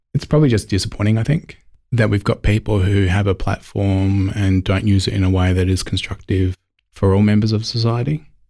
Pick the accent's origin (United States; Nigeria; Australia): Australia; Elizabeth, South Australia; one of four, as I said, growing up in Elizabeth, surrounded by family